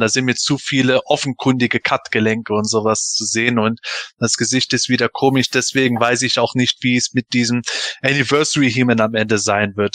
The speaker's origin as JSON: {"language": "German", "country": "Germany", "said": "bin Eifeler, ich komme aus dem Rheinland, wir reden halt viel"}